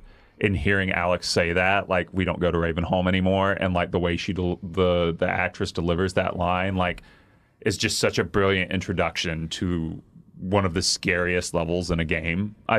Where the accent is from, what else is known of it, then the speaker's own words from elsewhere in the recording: the South, United States; I have sort of, like, insecurities about being seen as an idiot because I grew up in the South.